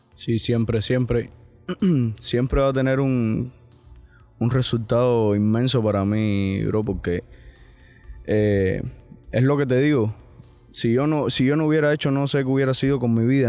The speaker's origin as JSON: {"language": "Spanish", "country": "Cuba", "also_born_or_lived": "Miami", "moved": "yes", "lives_now": "United States", "said": "yo al final me siento cubano 100%"}